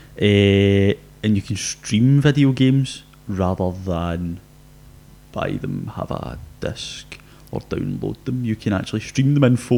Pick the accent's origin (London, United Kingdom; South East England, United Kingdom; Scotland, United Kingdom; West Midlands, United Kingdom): Scotland, United Kingdom; being a Scottish person